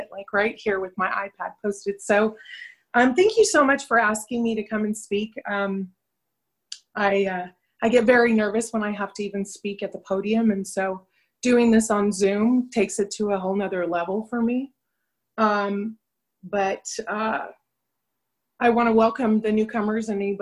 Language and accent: English; Los Angeles, California, United States; I grew up in Venice Beach, California.